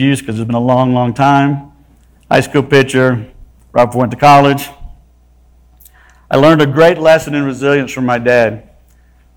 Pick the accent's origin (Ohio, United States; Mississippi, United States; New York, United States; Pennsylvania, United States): Mississippi, United States; South; moved away as an adult; also born or lived in Laurel, Mississippi / Duncanville, Texas / Boca Raton, Florida / Plano, Texas; I was born in South Mississippi